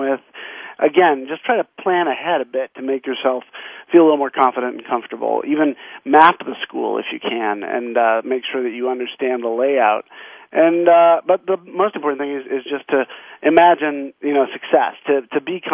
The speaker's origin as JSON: {"language": "English", "region": "the West", "country": "United States", "tie": "born or raised there", "said": "I grew up in the West"}